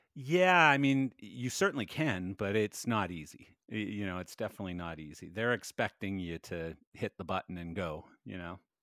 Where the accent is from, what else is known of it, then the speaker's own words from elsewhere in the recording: Calgary, Alberta, Canada; now in Canmore, Canada; I came from Calgary and, and, uh, I wanted sort of another place, but I wanted it to be close to my home because I still have family here